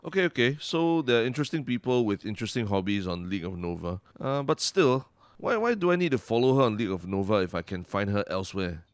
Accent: Singapore

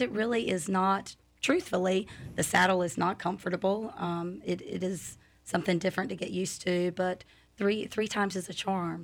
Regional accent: North Carolina, United States; moved away as an adult; now in Lakeland, United States; I'm from North Carolina, moved here in 2013

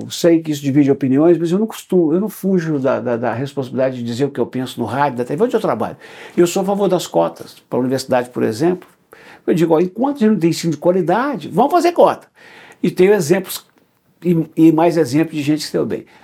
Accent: Belo Horizonte, Minas Gerais, Brazil; Sim, sou nascido e criado em Belo Horizonte.

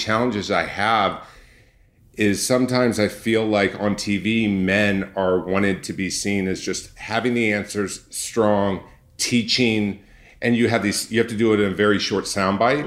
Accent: Orange County, California, United States; my background is I grew up in Orange County

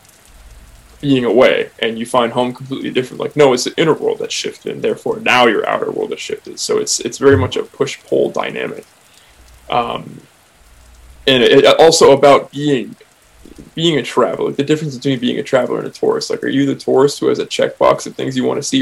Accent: Oakland, California, United States; I'm from Oakland

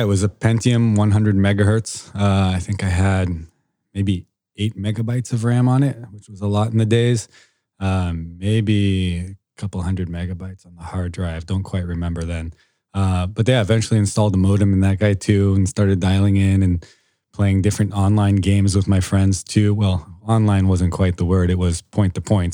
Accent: Foster City, California, United States; I am born and raised in Foster City, California

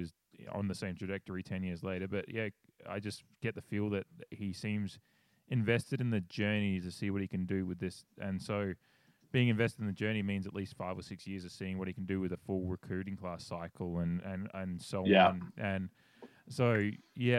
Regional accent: Australia; I'm a Australian sitting in my house

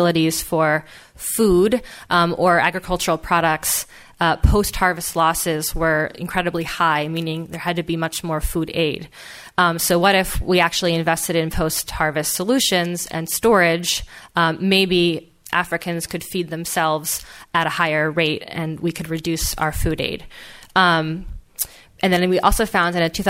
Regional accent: Philadelphia, Pennsylvania, United States; I grew up in Philadelphia

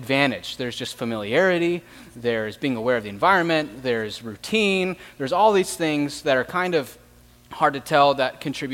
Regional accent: Tempe, Arizona, United States; I grew up in Tempe, and I went to McClintock High School

